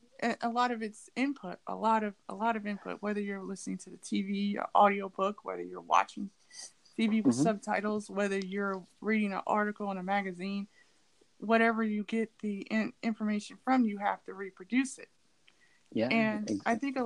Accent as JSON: {"language": "English", "region": "Ohio", "country": "United States", "also_born_or_lived": "California", "said": "Now, I'm from Ohio, but I don't have an Ohio accent. I sound like I'm from California. Well, I did live in California for a while"}